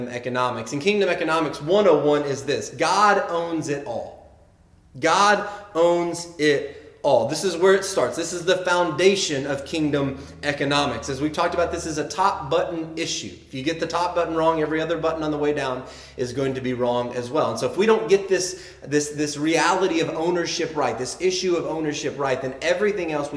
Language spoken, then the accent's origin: English; the South, United States; accent: Southern; I grew up in the South